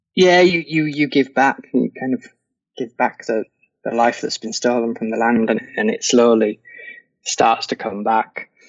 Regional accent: England, United Kingdom; I'm English.

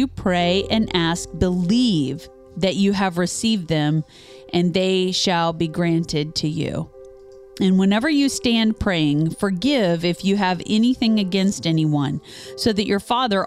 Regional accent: Topeka, Kansas, United States; Topeka has. My hometown, where I was born and raised

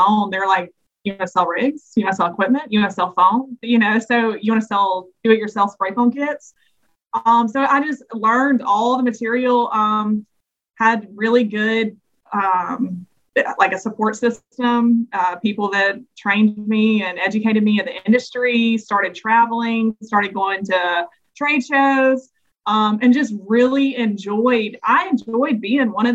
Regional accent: the South, United States; being just a Southerner

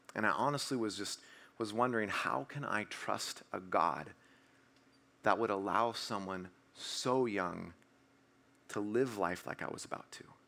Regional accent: Washington, United States; I'm from Washington, so I run to my car 'cause it's raining, 'cause it always rains in Washington

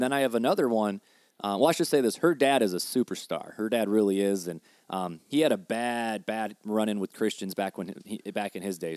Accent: Hammond, Indiana, United States; also born or lived in Highland, Indiana; I was born and bred on the streets of Hammond. Hammond, Indiana

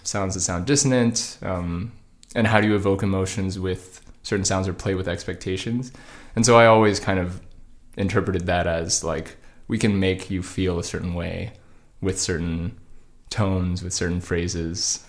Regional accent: Georgia, United States; now in Los Angeles, United States; I grew up in Georgia.

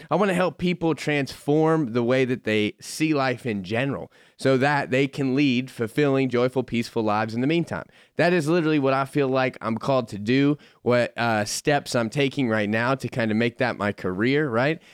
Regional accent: Florida, United States; moved away; I grew up in Florida

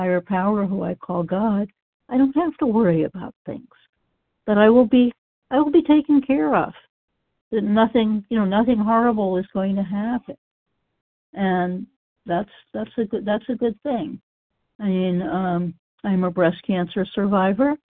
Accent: Massachusetts, United States; I grew up in Massachusetts, and that's where I found the OA program.

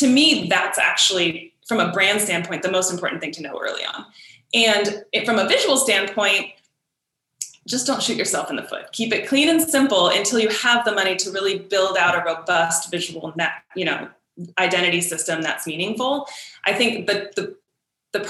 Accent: San Diego, California, United States; growing up in San Diego

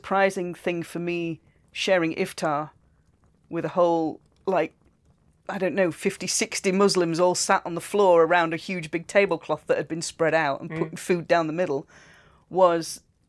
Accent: United Kingdom; I know do I'm British

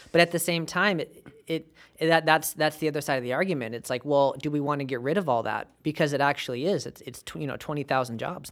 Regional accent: United States; we're American

